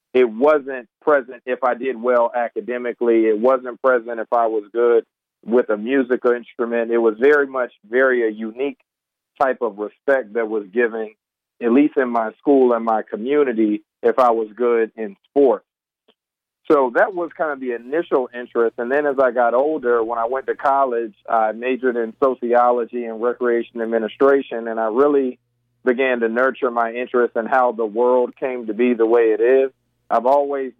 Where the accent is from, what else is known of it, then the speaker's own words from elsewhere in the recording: North Carolina, United States; growing up as a black male in North Carolina